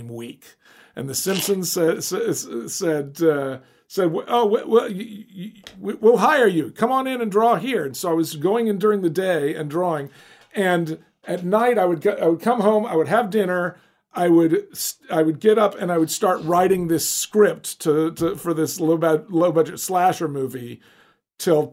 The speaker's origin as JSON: {"language": "English", "region": "Alabama", "country": "United States", "tie": "born or raised there", "said": "I grew up in Alabama"}